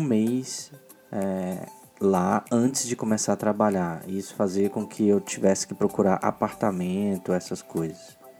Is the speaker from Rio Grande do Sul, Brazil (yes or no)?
no; Goiânia, Goiás, Brazil; moved away as an adult; also born or lived in Brasília / Porto, Portugal; originalmente eu sou de Goiânia, nascido em Goiânia e me mudei para Brasília para trabalho.